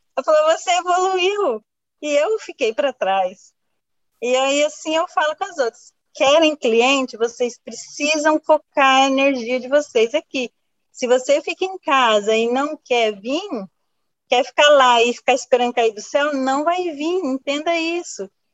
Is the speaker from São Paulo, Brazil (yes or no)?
yes; Jales, São Paulo, Brazil; moved away as an adult; now in Rondônia, Brazil; nasci em Jales, São Paulo. Fiquei, aos 22 anos, eu vim para Rondônia